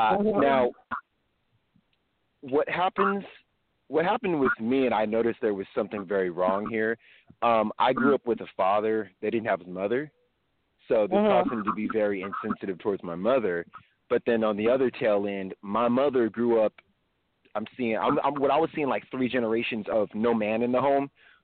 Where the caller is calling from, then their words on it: California, United States; calling from California.